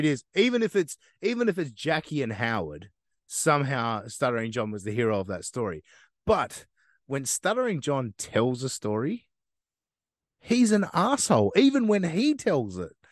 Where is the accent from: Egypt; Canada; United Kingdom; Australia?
Australia; I know I'm from Australia